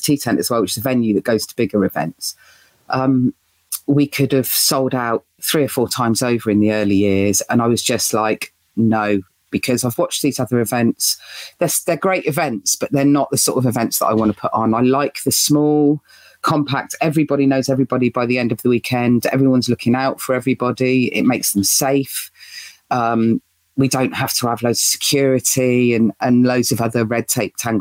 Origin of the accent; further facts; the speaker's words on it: United Kingdom; as British humans